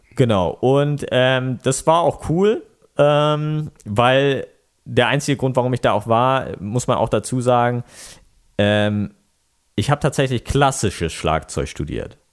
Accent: Lower Saxony, Germany; also born or lived in Bremen / United States; now in Stade, Germany; Dann sind wir ins Umland gezogen und äh, da kommen wir ja alle so her, ne, aus dem Umland von Bremen

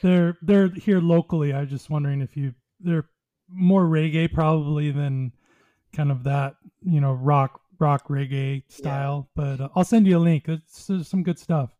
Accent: Long Beach, California, United States; I grew up in Long Beach

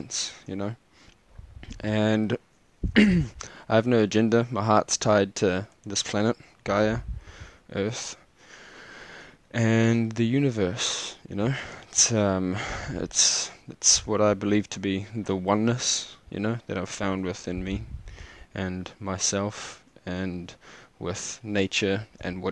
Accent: Cape Town, Western Cape, South Africa; I was born in Cape Town

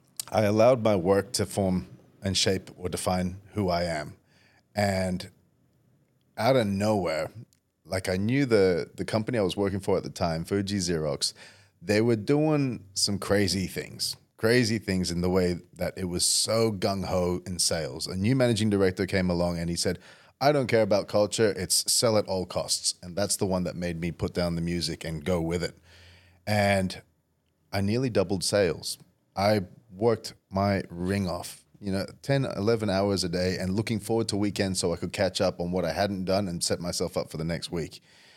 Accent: Indonesia; also born or lived in Saudi Arabia / Perth, Australia; growing up I was fairly privileged living around the world with dad as an expat in Indonesia, and I was born in Saudi Arabia. So we had some pretty luxurious lifestyles until we came to Perth

